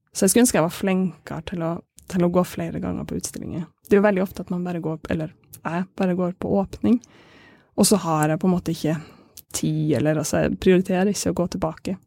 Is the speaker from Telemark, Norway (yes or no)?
no; Kabelvåg, Nordland, Norway; Jeg er fra Kabelåg, det er kunst- og filmskole